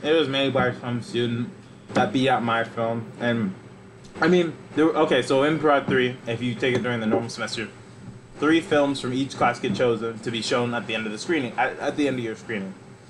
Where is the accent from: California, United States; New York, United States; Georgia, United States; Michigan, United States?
Georgia, United States; North Georgia.